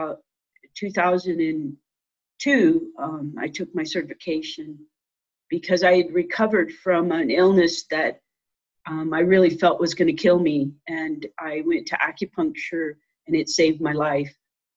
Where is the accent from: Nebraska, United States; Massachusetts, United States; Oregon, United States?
Nebraska, United States; moved away as an adult; also born or lived in Iowa / Utah / Montana; now in Colorado, United States; I grew up in Nebraska and I went to vet school at Iowa State